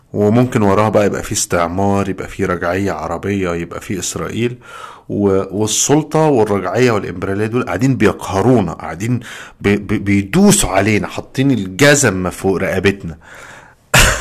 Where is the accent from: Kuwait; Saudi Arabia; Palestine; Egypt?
Egypt; moved away as an adult; now in United States; عندنا في مصر